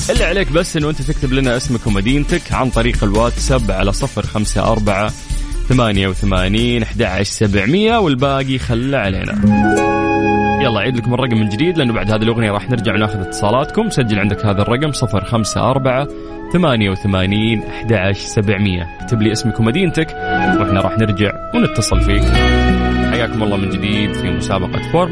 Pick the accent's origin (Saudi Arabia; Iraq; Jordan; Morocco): Saudi Arabia; الهدى من أجمل المناطق اللي عندنا في المملكة العربية السعودية